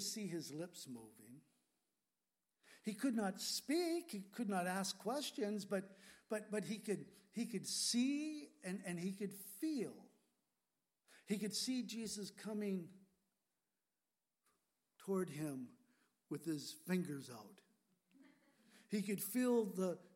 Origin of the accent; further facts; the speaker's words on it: California, United States; moved away as an adult; also born or lived in Washington State; now in Whidbey Island, Washington, United States; I was born and raised in California